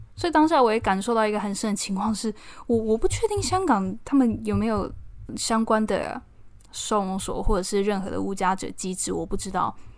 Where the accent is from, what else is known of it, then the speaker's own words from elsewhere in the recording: Taiwan; moved away as an adult; now in London, United Kingdom; 我来自台湾